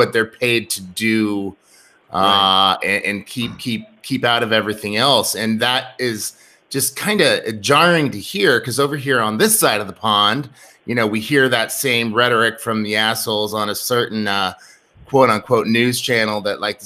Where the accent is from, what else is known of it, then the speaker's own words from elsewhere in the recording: Seward, United States; growing up in Seward